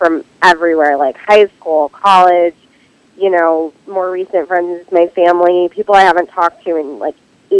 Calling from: Silver Lake, California, United States; I'm in Silver Lake, California.

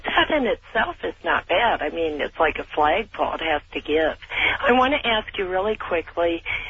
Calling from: Sonoma County, California, United States; I'm calling from California, Sonoma County.

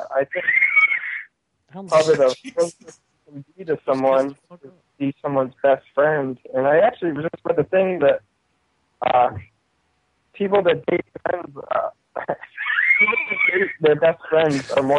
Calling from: Maine, United States; I'm calling from Maine.

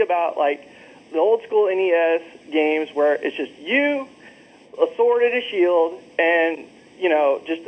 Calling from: Jacksonville, Florida, United States; I'm calling from Jacksonville, Florida.

